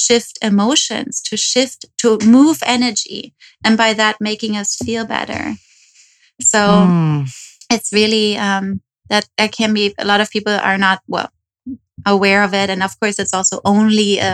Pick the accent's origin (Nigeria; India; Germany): Germany; moved away as an adult; also born or lived in New York; now in Los Angeles, United States; I moved from Germany. Okay. So that's where I'm from